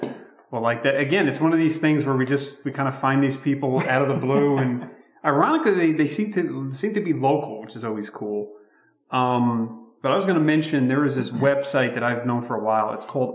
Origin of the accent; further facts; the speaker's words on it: Belleville, New Jersey, United States; we're from Belleville, New Jersey, and the main city there is Newark.